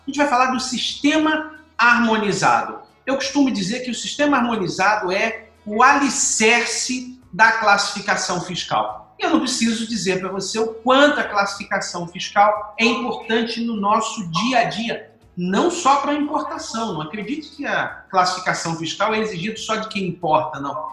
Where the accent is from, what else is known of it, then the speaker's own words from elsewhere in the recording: Rio de Janeiro, Brazil; now in Espírito Santo, Brazil; como carioca